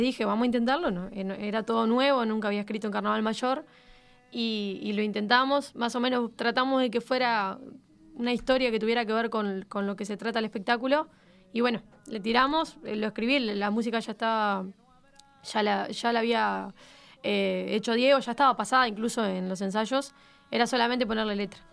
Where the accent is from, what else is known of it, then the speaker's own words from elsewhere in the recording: Uruguay; como uruguayo